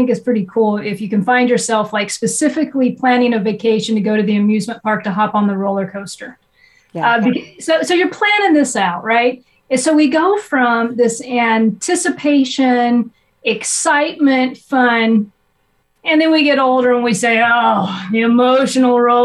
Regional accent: Nebraska, United States; moved away; also born or lived in Ohio; growing up, I was raised in Nebraska

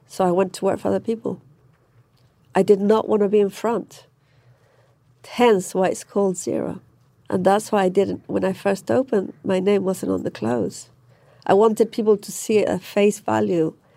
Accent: Manchester, North West England, United Kingdom; moved away; I grew up in Manchester

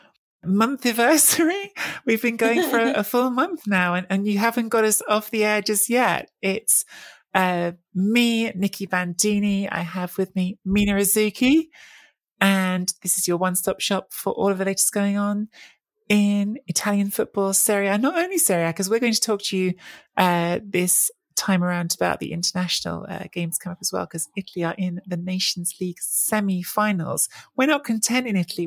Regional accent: England, United Kingdom; I grew up in England.

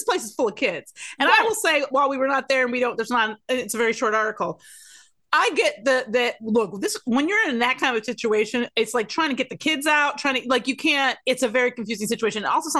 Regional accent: Detroit, Michigan, United States; I'm from Detroit.

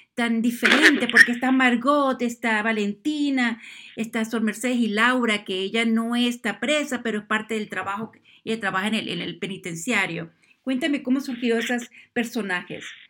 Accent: Venezuela; yo que soy de Sudamérica, de Venezuela

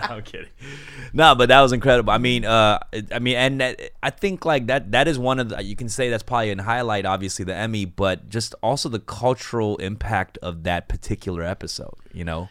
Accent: Los Angeles, California, United States; I grew up here in Koreatown, and I didn't have a lot of Chinese friends growing up

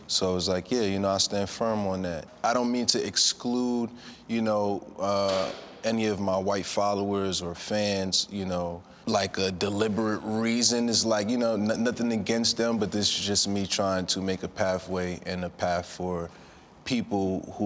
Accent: New York City, New York, United States; me being from Brooklyn, New York

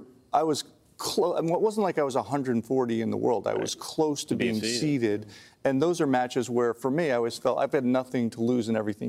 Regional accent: New York, United States; I come from New York. Both of us come from New York.

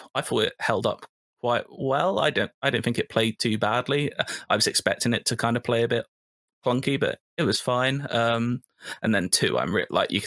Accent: United Kingdom; I'm a British

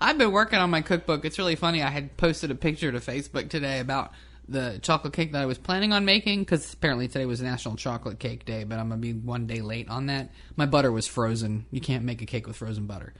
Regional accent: New Jersey, United States; moved away; I grew up in New Jersey

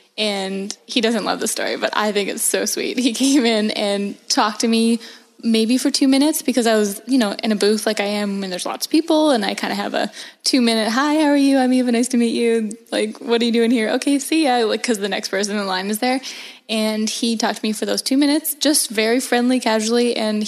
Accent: Vancouver Island, British Columbia, Canada; moved away as an adult; now in Raleigh, United States; So I am from Vancouver Island in Canada, which is an absolutely beautiful place. It's actually where we're recording right now. And it's, yeah, I'm from just down the road. And I loved growing up here. It's very, very outdoorsy.

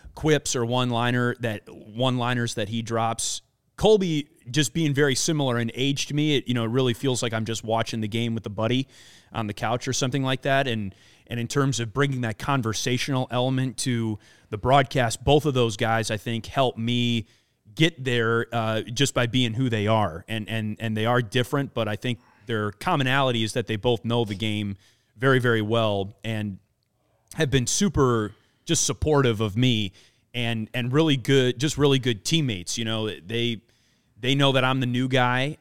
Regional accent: Wisconsin, United States; I grew up in Wisconsin, grew up a uh, a big Milwaukee Brewers fan

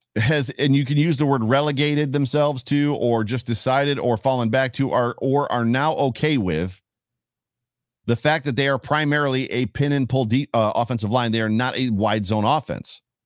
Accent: Buffalo, New York, United States; moved away; also born or lived in Ohio; Even though we were moving back home, that's part of the reason we moved back to Buffalo was to be near family

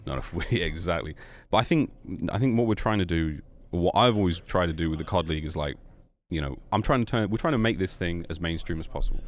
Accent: London, United Kingdom; also born or lived in Australia; now in United States; I grew up in London

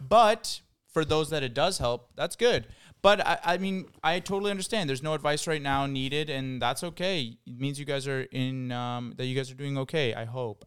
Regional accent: Ottawa, Ontario, Canada; now in Toronto, Canada; I'm from Ottawa, so I, I know there's a huge difference in how we speak

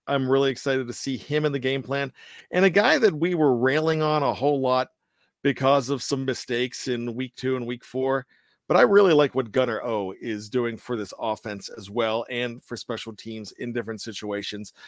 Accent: Johnstown, Pennsylvania, United States; it was filmed in my hometown

